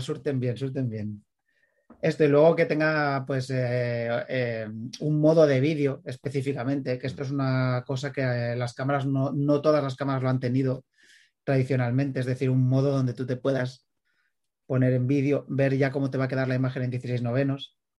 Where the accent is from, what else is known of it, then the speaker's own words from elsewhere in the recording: Premià de Mar, Catalonia, Spain; aquí de mi pueblo, de Premier de Mar